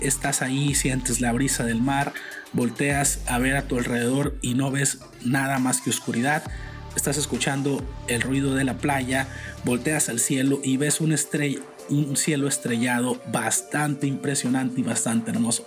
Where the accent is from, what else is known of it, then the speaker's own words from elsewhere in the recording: Culiacán, Sinaloa, Mexico; soy originario de Culiacán, Sinaloa, en el noroeste de México